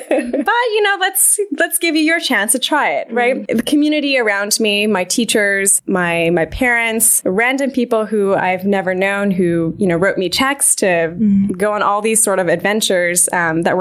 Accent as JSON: {"language": "English", "town": "Vancouver", "region": "British Columbia", "country": "Canada", "tie": "born or raised there", "moved": "as an adult", "lives_now": "United States", "said": "I grew up in Vancouver, Canada"}